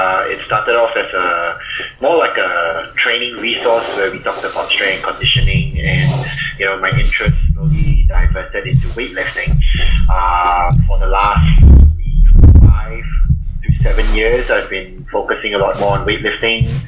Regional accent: Singapore; moved away as an adult; now in Melbourne, Australia; I'm actually from Singapore, so I came over in 2007.

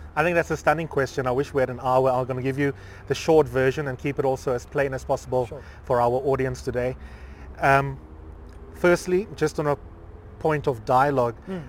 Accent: South Africa; we are South African

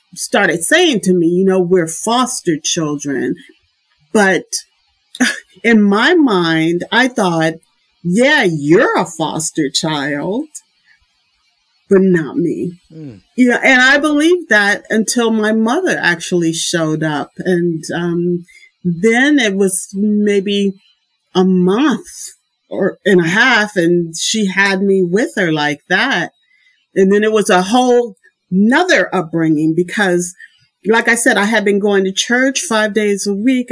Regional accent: Indianapolis, Indiana, United States; moved away as an adult; also born or lived in Boston; now in Germany; I was born in Indianapolis, Indiana

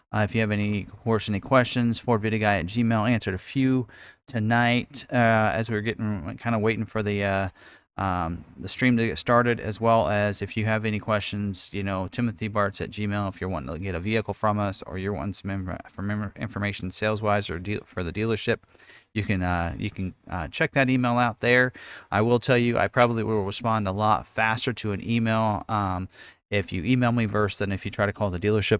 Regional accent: Lawrence, Kansas, United States; also born or lived in Salina, Kansas / Emporia, Kansas; I actually am born and raised in Lawrence, Kansas

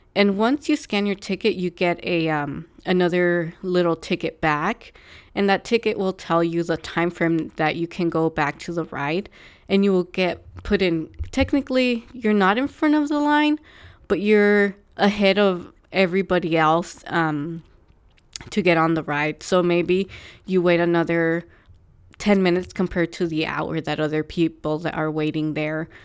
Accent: California, United States; I'm from California

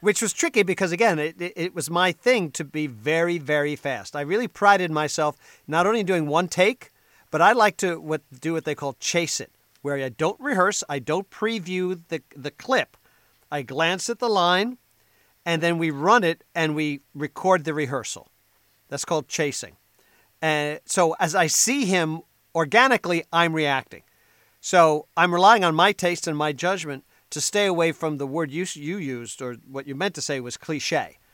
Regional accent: New Jersey, United States; I'm from New Jersey. Right now, I live on the t- on the northern tip of the Jersey Shore

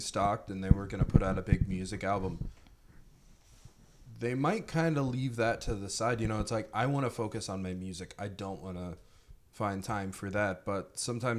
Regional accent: Mount Vernon, Ohio, United States; born and raised in the utopia of Mount Vernon, Ohio

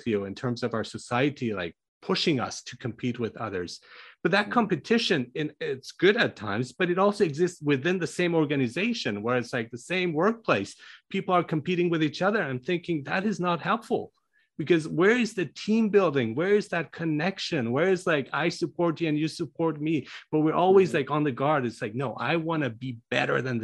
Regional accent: Germany; moved away; I grew up in Germany and studied there.

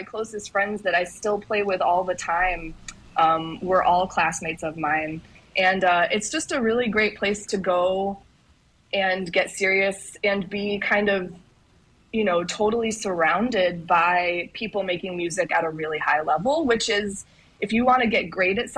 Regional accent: St. Croix, U.S. Virgin Islands; I grew up on St. Croix

